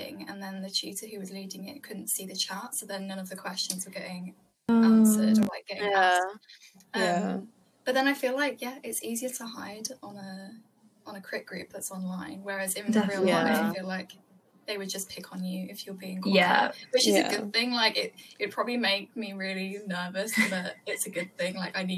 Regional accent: Birmingham, West Midlands, United Kingdom; what I got a lot in freshers was when people were saying, oh, so where are you from? And I think, oh, Birmingham. They were saying, oh, well, you don't have the accent, you know, that's good.

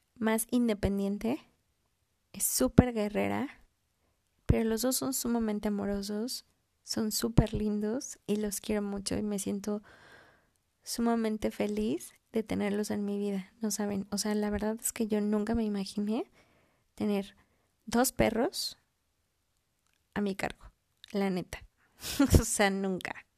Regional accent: Mexico; also born or lived in Mexico City; soy mexicana, vivo en la Ciudad de México

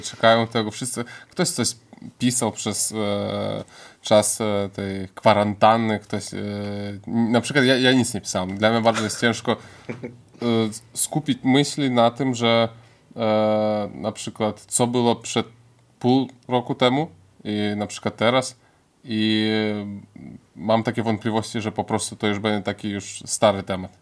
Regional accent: Lithuania; pochodzę z rodziny polskiej i żyje na Litwie

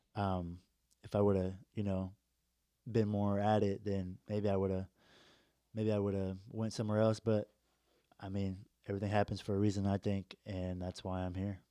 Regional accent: Indianapolis, Indiana, United States; moved away; I'm from Indy

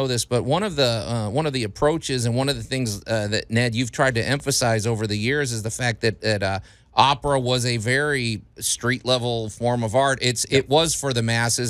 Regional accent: Chicago, Illinois, United States; now in Memphis, United States; growing up in Chicago, the opera was a pretty big deal.

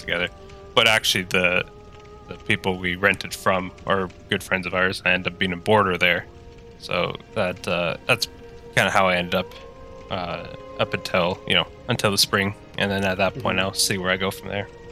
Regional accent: Tweed, Ontario, Canada; moved away as an adult; now in Ottawa, Canada; I am from the uh, great town of Tweed

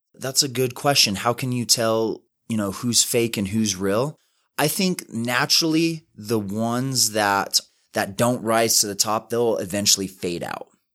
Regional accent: West Valley City, Utah, United States; I grew up in West Valley City, super small house

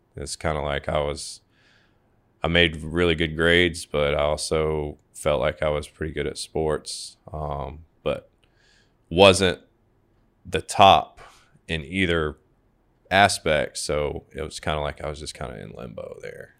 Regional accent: Savannah, Georgia, United States; I was born and raised here in Savannah

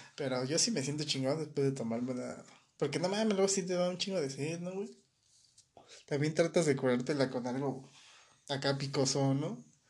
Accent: Mexico

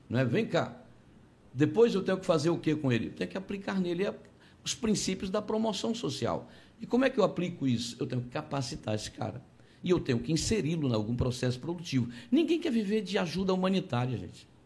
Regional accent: Conceição do Araguaia, Pará, Brazil; Eu sou de Conceição do Araguaia, lá comecei minha vida assim, vendendo pão na rua.

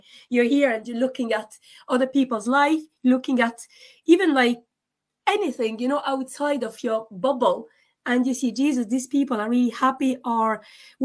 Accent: France; also born or lived in Scotland; now in Dublin, Ireland; I was born in France

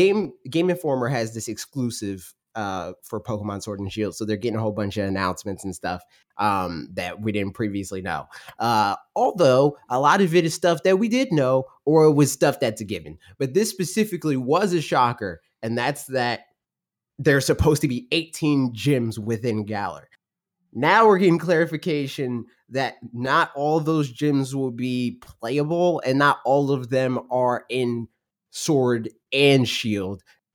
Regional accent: United States; I'm American.

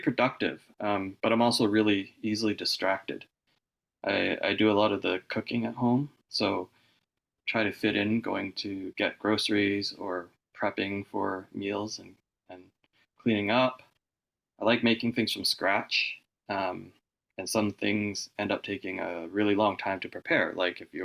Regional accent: Vancouver, British Columbia, Canada; I was born in Vancouver, and I've really only lived here

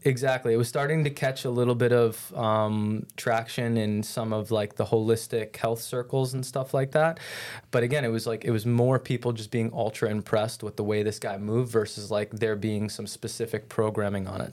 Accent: New York, United States; moved away as an adult; now in St. Petersburg, United States; I grew up in New York, and out there, just where I grew up, was a lot more of an influence on, like, team sports and play

